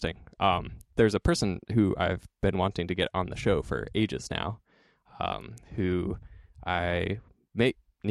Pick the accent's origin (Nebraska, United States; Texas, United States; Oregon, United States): Oregon, United States; also born or lived in Hillsboro / Portland; Growing up in Oregon